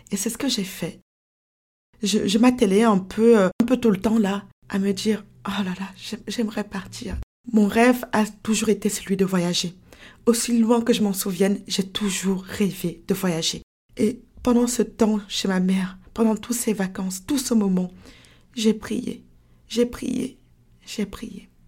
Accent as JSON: {"language": "French", "country": "France", "moved": "yes", "lives_now": "Canada", "said": "Et voilà comment je me suis retrouvée au Canada. Voilà comment j'ai quitté la France pour le Canada."}